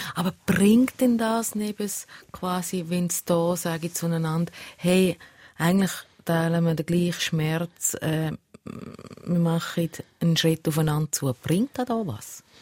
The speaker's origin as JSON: {"language": "German", "country": "Switzerland", "said": "Ich als Schweizerin, die noch nie einen Krieg miterlebt hat"}